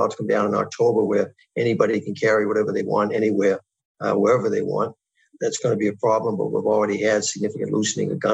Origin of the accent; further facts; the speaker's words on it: New York, United States; my home state, New York